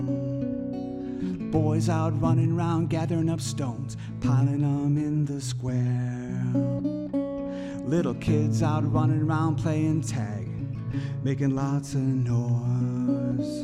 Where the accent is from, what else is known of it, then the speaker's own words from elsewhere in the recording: Flint, Michigan, United States; I'm from Flushing in Flint originally, born in Flint.